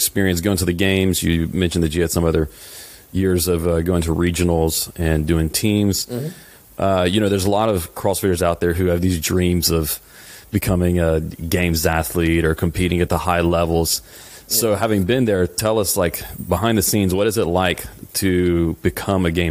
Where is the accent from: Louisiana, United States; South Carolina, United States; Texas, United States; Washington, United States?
Louisiana, United States; South; we're both from South Louisiana